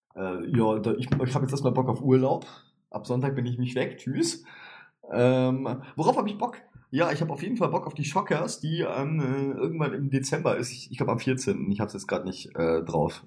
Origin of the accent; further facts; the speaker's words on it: Swabia, Germany; ich bin Schwabe